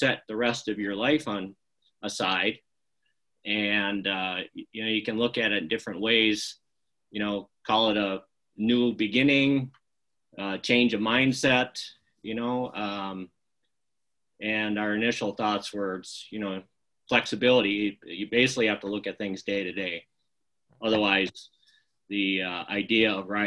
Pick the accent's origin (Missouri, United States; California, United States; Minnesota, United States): Minnesota, United States; Forest Lake; moved away as an adult; also born or lived in Carver County, Minnesota; now in Pueblo, United States; I grew up in Forest Lake, Minnesota, north of St. Paul.